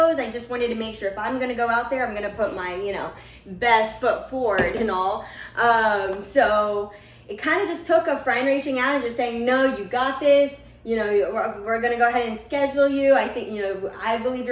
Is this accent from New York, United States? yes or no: no; Portland, Oregon, United States; also born or lived in California; I was born in California, but I moved here when I was 12 years old, or probably even 10, and just lived in Portland, Oregon for quite a while now